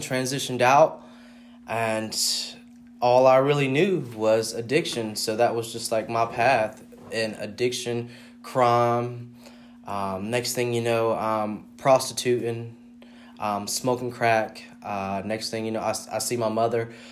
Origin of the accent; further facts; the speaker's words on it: Fayetteville, North Carolina, United States; I'm from Fayetteville, North Carolina.